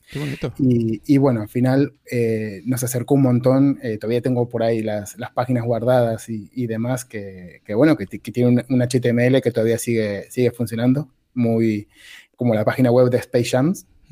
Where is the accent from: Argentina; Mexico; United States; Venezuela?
Argentina; now in Spain; soy argentino, llevo muchos años en España